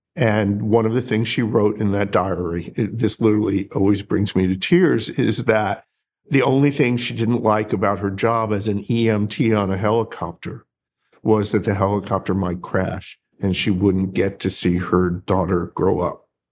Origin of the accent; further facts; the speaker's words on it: Northeast, United States; moved away as an adult; also born or lived in Colorado; now in North Carolina, United States; I grew up in the Northeast